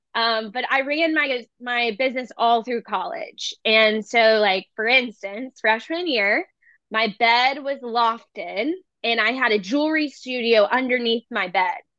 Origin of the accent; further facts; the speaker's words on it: Charleston, South Carolina, United States; growing up in Charleston